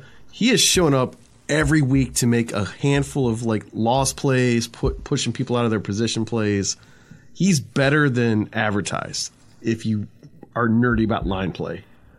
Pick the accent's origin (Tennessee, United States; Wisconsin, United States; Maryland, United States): Maryland, United States; Westminster; now in Buffalo, United States; Yeah, I lived there during that time period. They had training camp in my hometown of Westminster, Maryland.